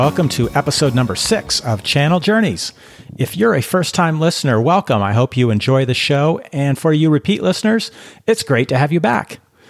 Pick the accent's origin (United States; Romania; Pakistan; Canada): United States; Seattle, Washington; my hometown of Seattle, Washington.